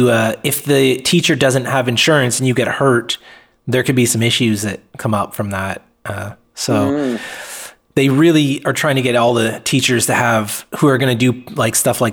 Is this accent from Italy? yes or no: no; Atlantic Canada, Canada; now in Vancouver Island, Canada; I'm not from Vancouver Island. I'm from the other end of Canada, from Atlantic Canada on the East Coast.